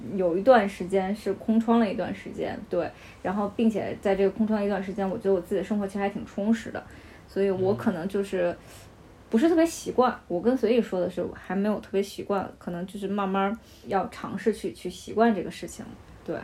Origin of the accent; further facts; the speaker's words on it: Beijing, China; also born or lived in Henan; 我祖籍，我祖籍是河南的，但是我两岁的时候来北京